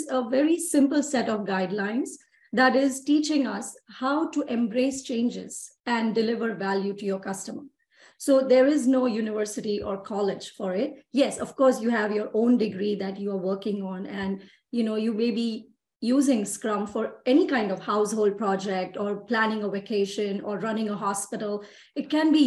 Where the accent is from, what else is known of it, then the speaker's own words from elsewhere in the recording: Mumbai, Maharashtra, India; moved away as an adult; now in Texas, United States; I'm from Mumbai, India. And I'm born and raised in India